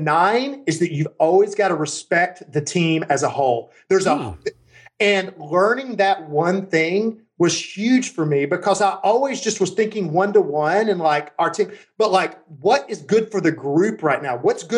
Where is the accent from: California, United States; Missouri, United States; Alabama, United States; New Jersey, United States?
Alabama, United States; Birmingham; I grew up in Birmingham, Alabama. My dad's a steelworker. My mom's a substitute teacher.